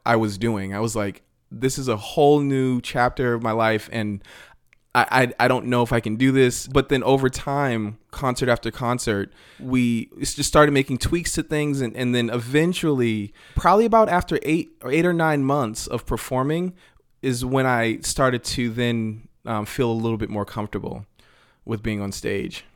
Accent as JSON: {"language": "English", "town": "Randolph", "region": "Massachusetts", "country": "United States", "tie": "born or raised there", "also_born_or_lived": "Boston", "moved": "as an adult", "lives_now": "Los Angeles, United States", "said": "in Randolph, where I grew up just outside of Boston"}